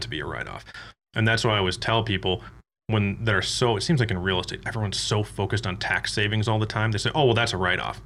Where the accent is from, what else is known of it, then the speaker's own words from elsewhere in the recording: Michigan, United States; moved away as an adult; also born or lived in Davenport, Iowa; I'm actually from Michigan